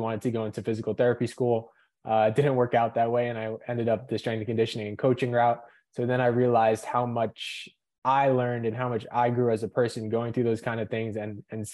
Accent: Lincoln Park, New Jersey, United States; I was born in Lincoln Park, New Jersey, so North Jersey

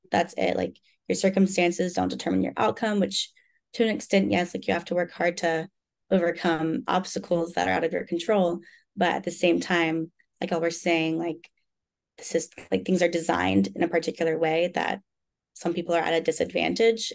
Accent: Birmingham, Alabama, United States; moved away; also born or lived in Arkansas; I am from Birmingham, Alabama, and I go to school in Arkansas

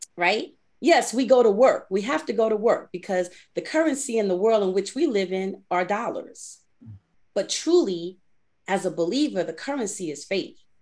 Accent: New York City, New York, United States; I grew up in the Bronx

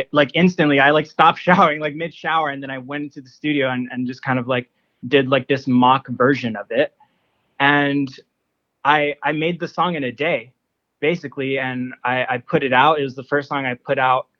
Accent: Honolulu, Hawaii, United States; Born and raised in Honolulu

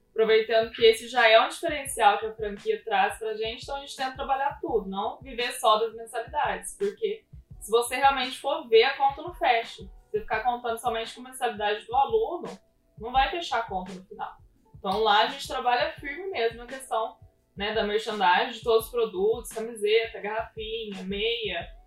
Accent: Pouso Alegre, Minas Gerais, Brazil; moved away as an adult; now in Taubaté, Brazil; fui nascida e criada em Pouso Alegre, lá no sul de Minas Gerais.

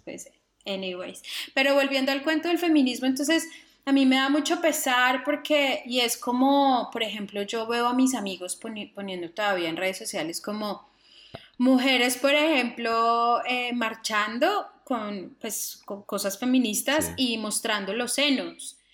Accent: Cartago, Valle del Cauca, Colombia; nosotros en Cartago

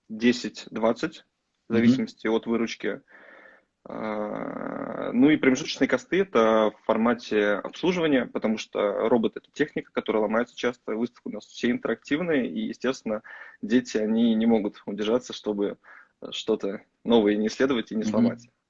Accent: Saratov, Saratov Oblast, Russia

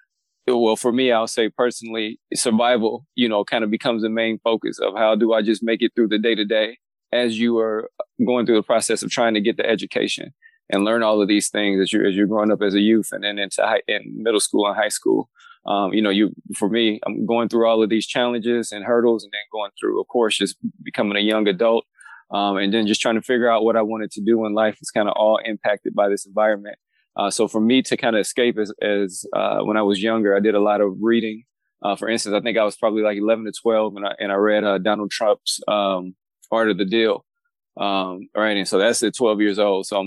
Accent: Gary, Indiana, United States; I grew up in a little town just outside of Chicago. For you guys who know a little bit about the state's geography, it's a little town called Gary, Indiana.

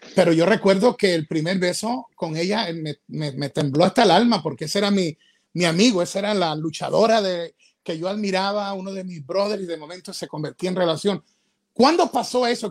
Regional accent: Ecuador; yo soy ecuatoriano

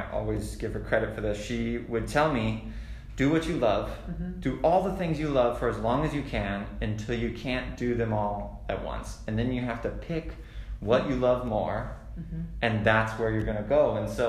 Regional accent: Hawaii, United States; moved away; I grew up in Hawaii

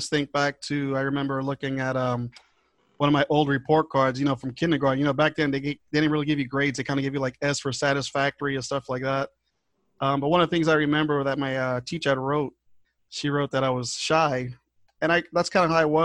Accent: Central Islip, New York, United States; moved away; I grew up in Central Islip out in Long Island. In New York.

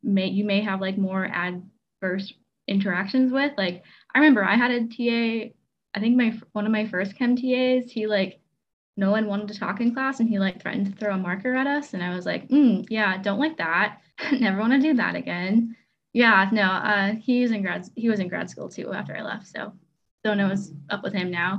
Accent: Midwest, United States; I'm from the Midwest

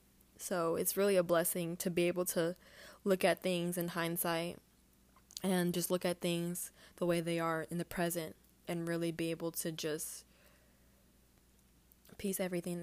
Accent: Houston, Texas, United States; I think that growing up in Houston was hard, and that was something I never understood

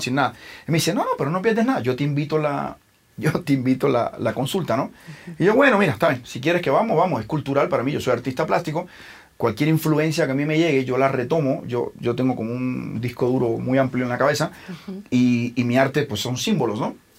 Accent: Cuba; moved away as an adult; also born or lived in Milan, Italy; now in Mexico; soy cubano, pero y por más que crecí en Cuba, bueno, me salí muy joven, me salí a los 22 y me fui a vivir a Italia, a Milán

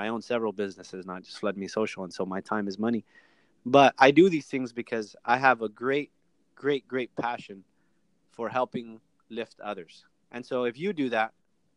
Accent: Miami, Florida, United States; also born or lived in Colombia / Salt Lake City, Utah; being able to be raised in Miami

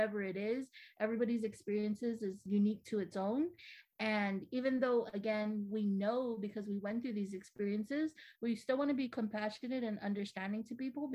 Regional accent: Ordot, Guam; moved away as an adult; now in San Diego, United States; I was born and raised on Guam. I'm from the village of Ordot

